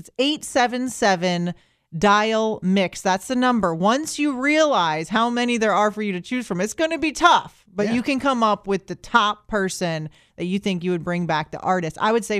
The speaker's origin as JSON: {"language": "English", "town": "Orlando", "region": "Florida", "country": "United States", "tie": "born or raised there", "moved": "as an adult", "lives_now": "Tampa, United States", "said": "I was born and raised in Orlando."}